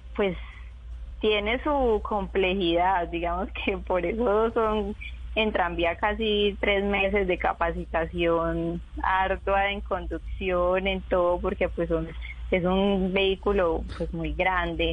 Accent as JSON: {"language": "Spanish", "town": "Chigorodó", "region": "Antioquia", "country": "Colombia", "tie": "born or raised there", "moved": "as an adult", "lives_now": "Medellín, Colombia", "said": "yo nací en Medellín y me crié en Chigorodó, en el Urabá antioqueño"}